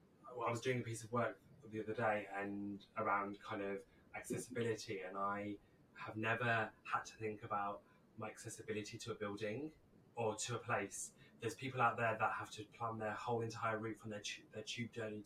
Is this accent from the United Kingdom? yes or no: yes; United Kingdom; obviously I'm a gay man, but I don't identify as a white gay man. I'm a person of colour. I'm Greek, even though I'm British.